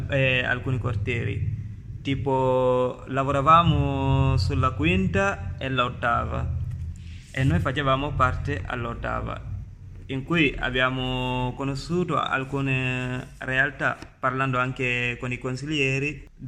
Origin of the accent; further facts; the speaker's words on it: Gambia; now in Palermo, Italy; Anzi, io pure sono immigrato e vengo dal Gambia. Ormai vivo a Palermo da tre anni